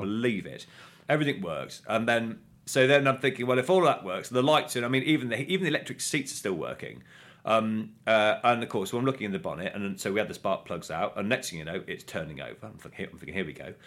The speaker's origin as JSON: {"language": "English", "town": "Coventry", "region": "West Midlands", "country": "United Kingdom", "tie": "born or raised there", "said": "growing up in Coventry"}